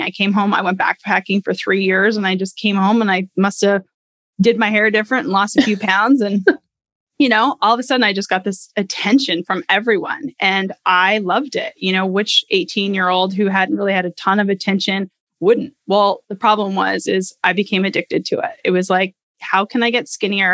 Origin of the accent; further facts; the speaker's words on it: Canada; I grew up in Canada.